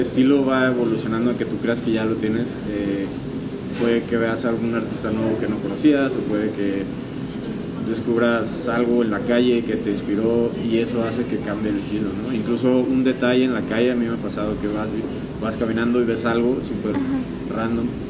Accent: Mexico; somos mexicanos, vivimos aquí

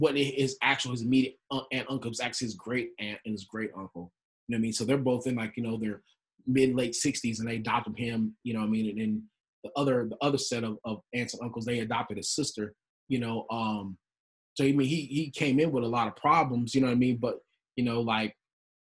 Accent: West Texas, United States; we grew up in West Texas

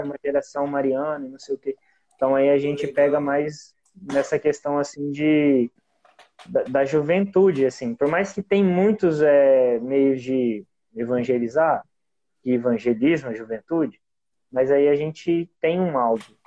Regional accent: Umuarama, Paraná, Brazil; eu sou de Umuarama, é no estado do Paraná

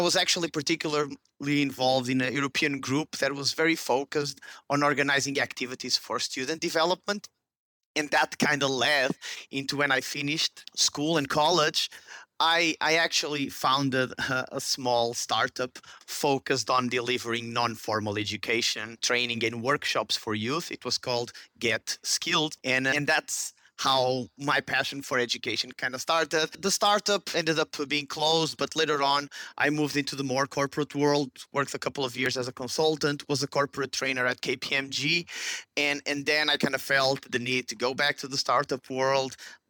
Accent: Porto, Norte, Portugal; born there; Well, in short, I was born in Porto, Portugal.

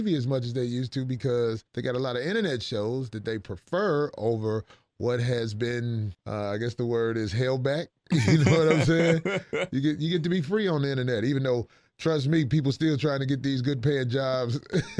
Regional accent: Chicago, Illinois, United States; I'm from Chicago. I ain't never seen Chicago growing up.

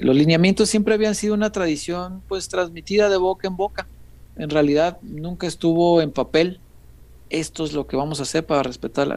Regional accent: Mexico; todos somos mexicanos

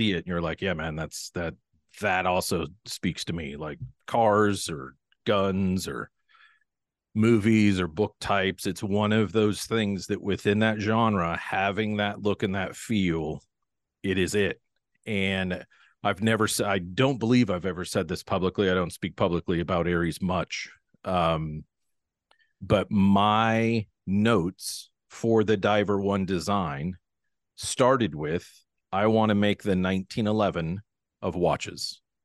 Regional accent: Pacific Northwest, United States; I'm from the Pacific Northwest, born and raised here.

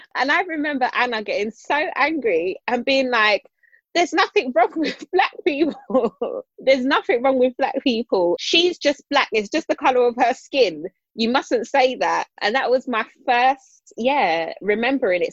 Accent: London, United Kingdom; I grew up in Islington

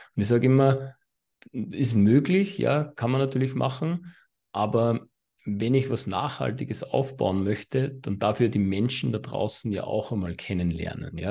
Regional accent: Austria; accent: Austrian; mein österreichischer Akzent

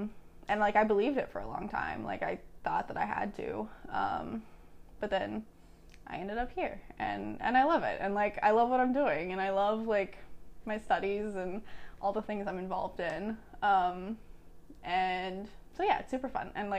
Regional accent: Mannington, West Virginia, United States; I am currently a sophomore. I'm from Mannington, West Virginia.

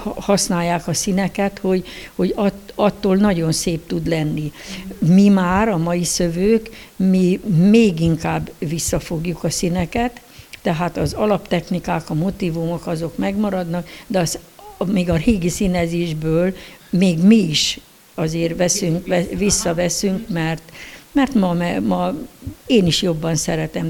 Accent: Decs, Tolna, Hungary; Decsen, igen, Decsen születtem

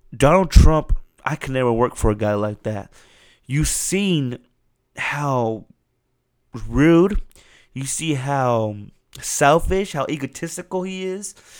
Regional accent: United States; As an American citizen

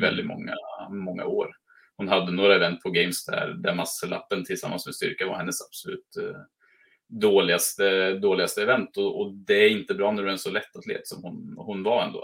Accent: Mariestad, Västra Götaland, Sweden; now in Norway; jag kommer från Mariestad i, så är mm. svensk

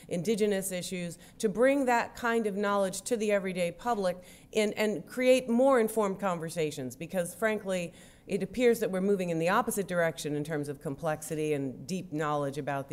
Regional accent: New York, United States; I am from New York and we do everything fast

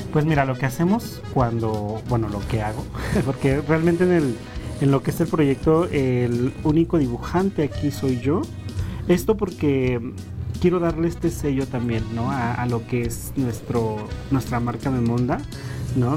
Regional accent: Otomí-Tepehua community, Hidalgo, Mexico; first language Otomi; Spanish is a second language; now in Mexico City, Mexico; me quería regresar a mi comunidad

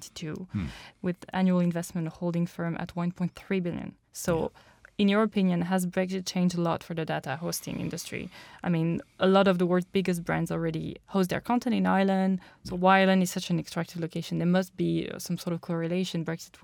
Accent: France; I'm French.

